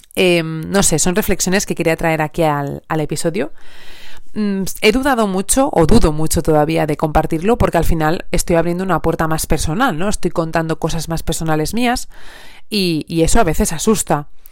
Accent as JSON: {"language": "Spanish", "region": "Asturias", "country": "Spain", "moved": "as an adult", "lives_now": "Elche, Spain", "said": "yo soy asturiana, pero actualmente vivo en Elche"}